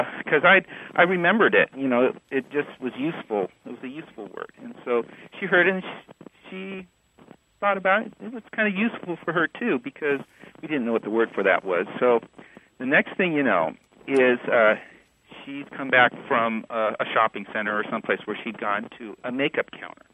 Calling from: Dallas, Texas, United States; I'm calling from Dallas, Texas

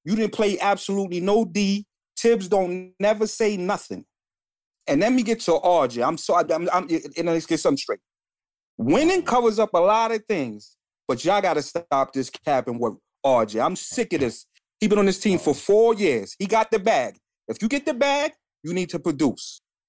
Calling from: Bronx, New York, United States; Okay. From the Bronx.

